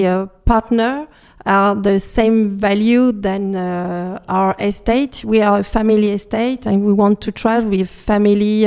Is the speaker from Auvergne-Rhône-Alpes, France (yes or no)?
yes; Lyon, Auvergne-Rhône-Alpes, France; English is a second language; moved away as an adult; now in Burgundy, France; I came from Lyon, and in my family, it was a little bit sad for that because we didn't drink a lot of wines